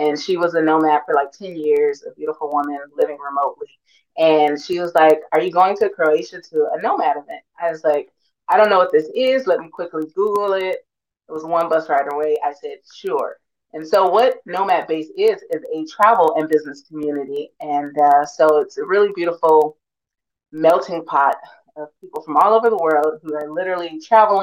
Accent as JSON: {"language": "English", "town": "Los Angeles", "region": "California", "country": "United States", "moved": "as an adult", "lives_now": "Tirana, Albania", "said": "I am from Los Angeles"}